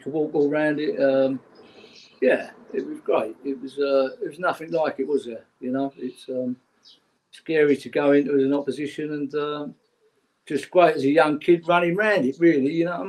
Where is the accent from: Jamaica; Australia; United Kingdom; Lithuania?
United Kingdom; London; Well, we come from Old Kent Road as a family, and I lived up Pepys Hill most of my younger life on Omni Road.